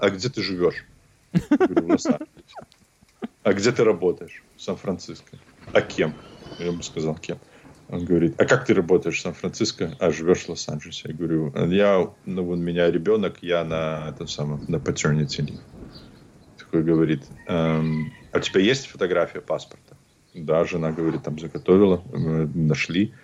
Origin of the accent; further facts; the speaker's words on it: Belarus; also born or lived in Vitebsk Region / Hantsavichy; now in Los Angeles, United States; я из Беларуси